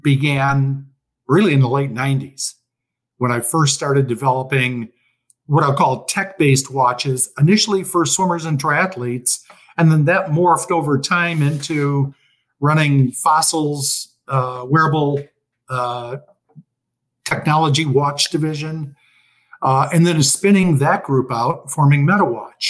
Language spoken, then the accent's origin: English; Chicago, Illinois, United States; now in Florida, United States; I was born and raised in Chicago